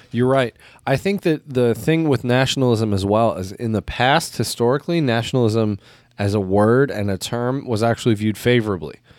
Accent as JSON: {"language": "English", "country": "United States", "said": "as an American"}